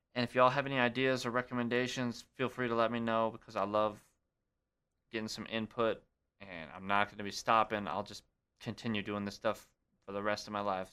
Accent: Great Falls, Montana, United States; Great Falls, Montana, my hometown.

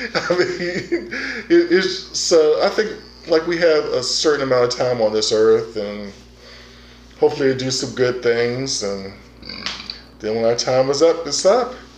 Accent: Prince George's County, Maryland, United States; moved away; I grew up in Prince George County

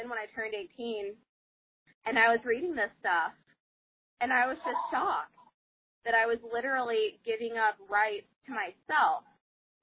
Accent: North Carolina, United States; I'm from North Carolina

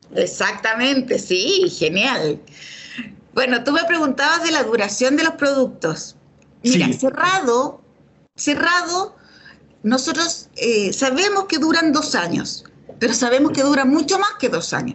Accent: Chile; Nosotros eh, como, chilenos

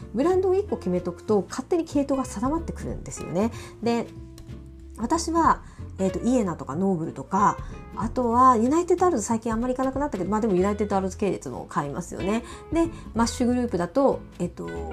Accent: Miyazaki, Japan; moved away; 宮崎に私の出身地宮崎

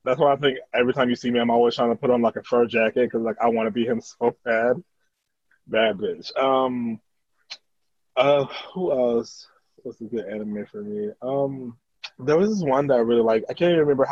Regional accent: Tampa, Florida, United States; I'm from, like, Tampa, Florida

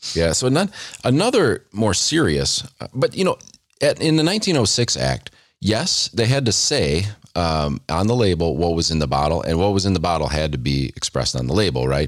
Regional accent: United States; as an American

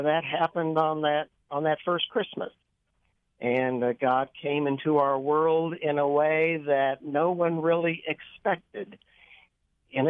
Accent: Kansas City, United States; now in Weston, United States; I grew up in Kansas City

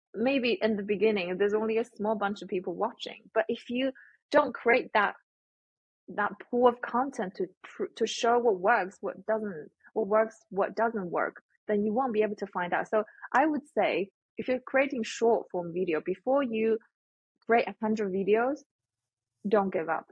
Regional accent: Shandong, China; moved away; I come from China, Shandong province, which is mm. the hometown of Confucius, the philosopher. So respect and kindness has always been the theme when I grow up.

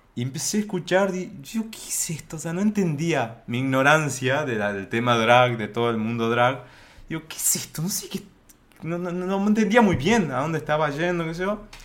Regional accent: Argentina; yo soy de acá

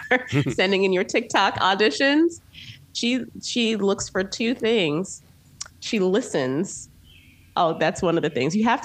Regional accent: Naperville, Illinois, United States; my formative years are outside of Chicago

